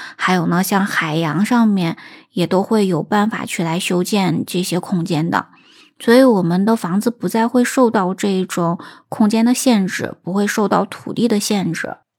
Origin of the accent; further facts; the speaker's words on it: China; 我们中国人